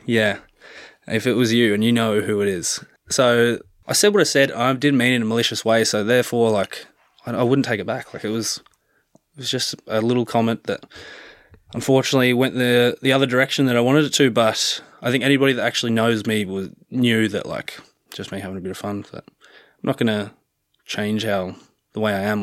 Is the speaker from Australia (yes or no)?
yes; Canberra, Australian Capital Territory, Australia; moved away as an adult; now in Galway, Ireland; growing up in Australia